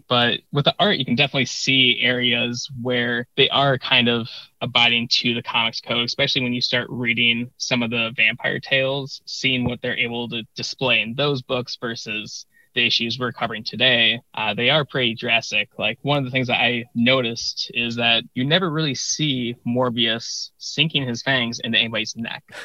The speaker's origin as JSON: {"language": "English", "town": "Chicago", "region": "Illinois", "country": "United States", "said": "I am from the Chicago area"}